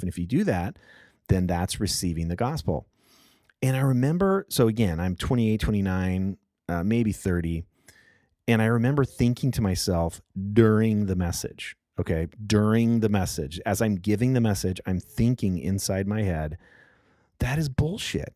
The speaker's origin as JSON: {"language": "English", "region": "Southern California", "country": "United States", "tie": "born or raised there", "said": "I grew up in Southern California"}